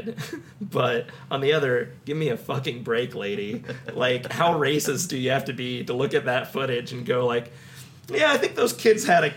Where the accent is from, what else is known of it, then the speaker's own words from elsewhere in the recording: United States; us growing up in Johnson County